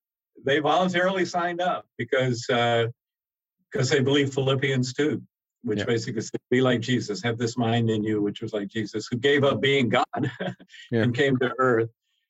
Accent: Georgia, United States; moved away; He was from my home state of Georgia, and I knew the environment he grew up

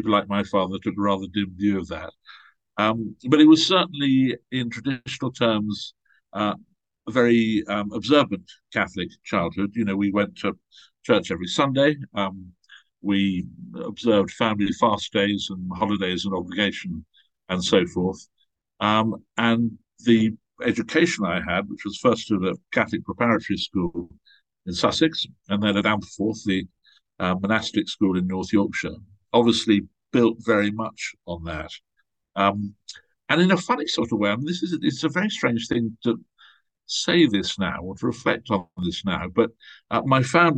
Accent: Nigeria; born there; also born or lived in Malta / Switzerland / England / Ghana; I was born in Nigeria. My family moved all over the place. We were in Malta. We spent many years in Switzerland. And then during my teenage years, I was at boarding school in England, but we lived in Ghana, in West Africa.

